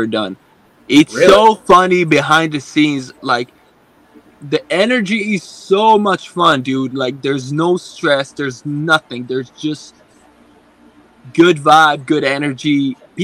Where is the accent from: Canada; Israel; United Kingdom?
Israel; now in United States; I'm originally from Israel